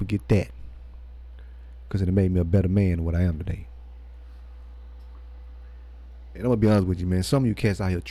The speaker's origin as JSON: {"language": "English", "town": "Cleveland", "region": "Texas", "country": "United States", "tie": "born or raised there", "said": "I was born in Cleveland, Texas"}